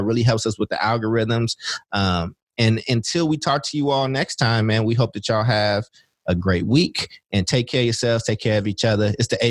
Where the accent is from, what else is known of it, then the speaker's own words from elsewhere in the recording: Oakland, California, United States; also born or lived in Chicago, Illinois / Kentucky; I grew up in Oakland, but I was born in Chicago and lived in Kentucky.